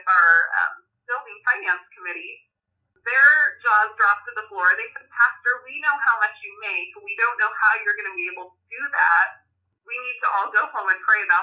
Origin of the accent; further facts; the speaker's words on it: Oregon, United States; also born or lived in Missouri; my hometown that's 45 minutes north of me